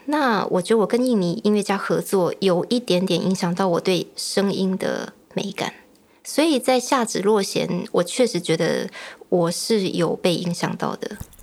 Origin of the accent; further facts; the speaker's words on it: Tamsui, New Taipei, Taiwan; 我是成长在淡水，以前读艺专的时候就坚持要回淡水